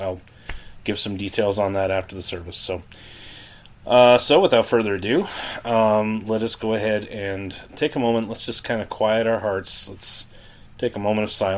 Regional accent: Canada; now in United States; I grew up actually in Canada. I didn't grow up here in the States, but I grew up in Canada

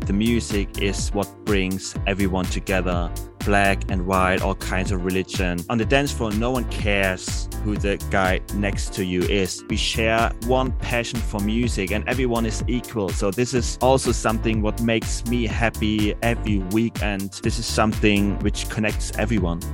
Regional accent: Dresden, Saxony, Germany; I'm born and raised in Dresden

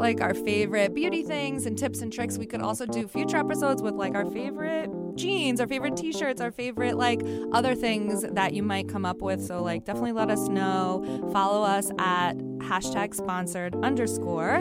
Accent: New York City, New York, United States; I'm not speaking to anyone 'cause I'm a New Yorker

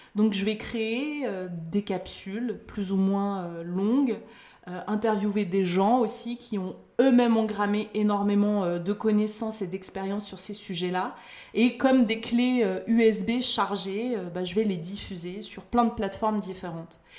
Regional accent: France; Certes, je suis née en France, j'ai vécu en France

